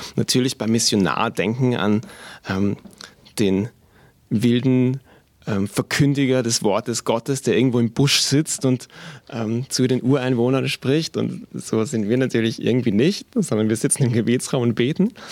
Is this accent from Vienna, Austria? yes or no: yes; Vienna, Austria; moved away as an adult; now in Augsburg, Germany; wir sind eigentlich aus Wien beide, meine Frau und ich. Wir sind in Wien geboren und aufgewachsen